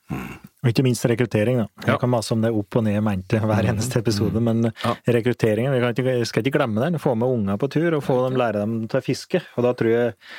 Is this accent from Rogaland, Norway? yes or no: no; Flisa, Innlandet, Norway; på bygda der jeg vokste opp